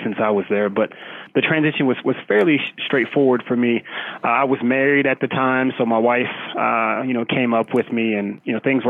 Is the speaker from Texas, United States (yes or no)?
yes; Arlington, Texas, United States; moved away as an adult; also born or lived in Brooklyn, New York / Norman, Oklahoma / New York City; now in Dallas, United States; I was born in Brooklyn, New York, but raised in Arlington, Texas.